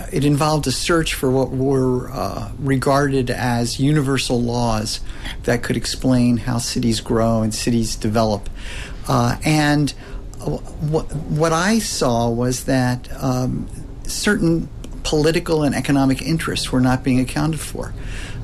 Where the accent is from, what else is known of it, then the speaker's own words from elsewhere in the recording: the American East Coast, United States; I grew up in the American East Coast